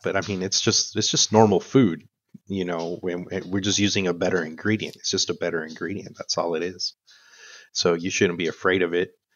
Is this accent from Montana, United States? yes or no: no; El Paso, Texas, United States; also born or lived in Chihuahua, Mexico / Ecuador / Parral, Mexico / Houston, Texas; I grew up here in El Paso, uh, but I was born in Chihuahua.